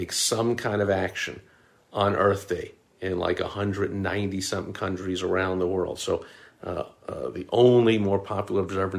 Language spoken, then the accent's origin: English; New York, United States; I was growing up in New York